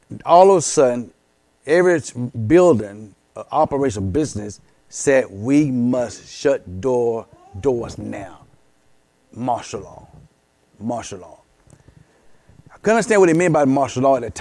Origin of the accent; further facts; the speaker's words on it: Columbus, Georgia, United States; I was back in my old neighborhood, and I was raised in East Winton, raised on King Street